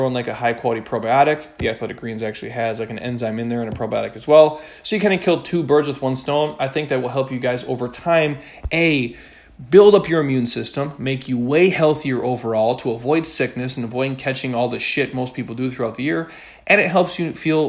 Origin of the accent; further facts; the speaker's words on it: Midwest, United States; I grew up in the Midwest